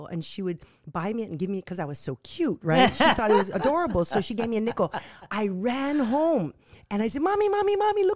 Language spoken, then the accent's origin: English; Nanakuli, Hawaii, United States; I was born and raised in Nanakuli